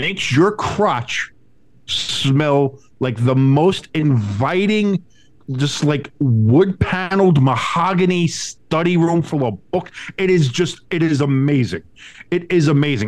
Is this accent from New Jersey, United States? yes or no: yes; New Jersey, United States; I'm from Jersey